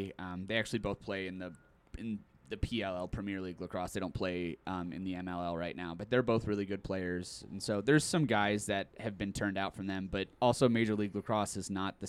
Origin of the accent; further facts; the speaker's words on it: Castle Rock, Colorado, United States; I've known Christian since I was a kid. We're both from Castle Rock and we went to high school together.